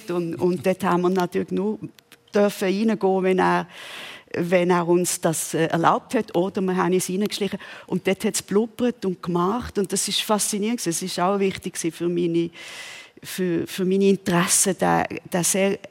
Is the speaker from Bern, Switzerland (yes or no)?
yes; Bern, Switzerland; accent: Bernese German; ich, ich, rede immer noch Berndeutsch, äh, gern.